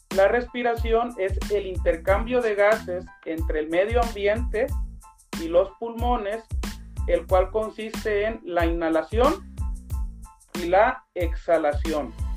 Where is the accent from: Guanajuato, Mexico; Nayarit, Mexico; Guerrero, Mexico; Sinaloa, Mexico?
Nayarit, Mexico; Tepic; yo soy originario de Tepic Nayarit